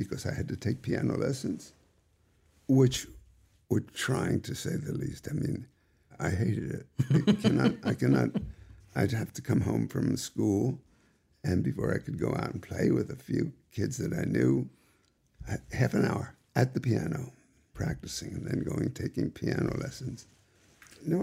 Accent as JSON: {"language": "English", "town": "New York City", "region": "New York", "country": "United States", "tie": "born or raised there", "also_born_or_lived": "Kansas City, Missouri", "said": "Went back east in Forest Hills, Long Island, and to New York City, and that's where I grew up"}